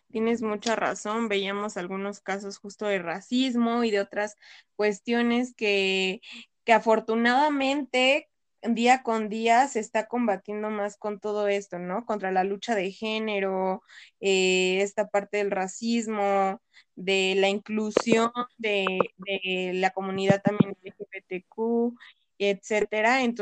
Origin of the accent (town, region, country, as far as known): Mexico